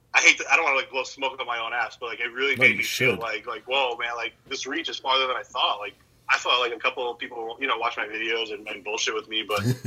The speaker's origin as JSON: {"language": "English", "region": "New Jersey", "country": "United States", "tie": "born or raised there", "said": "growing up in New Jersey"}